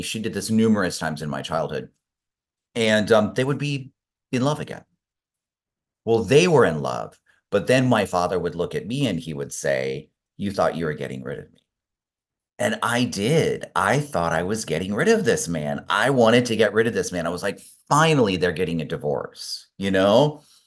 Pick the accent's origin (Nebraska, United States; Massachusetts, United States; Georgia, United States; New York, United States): Nebraska, United States; Omaha; also born or lived in Spain; now in Los Angeles, United States; I grew up in Omaha, Nebraska